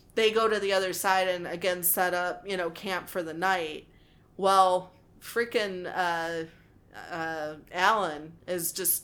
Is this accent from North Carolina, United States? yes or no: no; Texas, United States; we're from Texas.